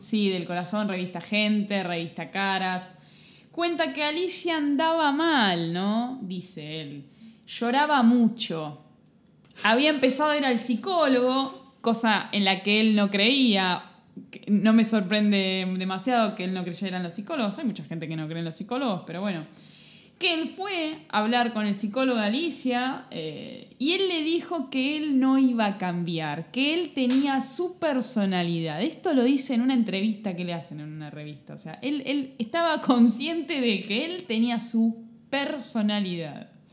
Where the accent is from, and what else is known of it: Argentina